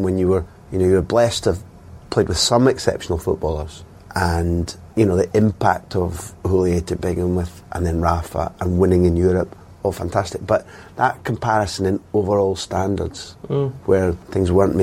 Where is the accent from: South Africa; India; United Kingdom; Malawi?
United Kingdom; Aberdeen, Scotland; moved away; also born or lived in England / Spain; I grew up in Aberdeen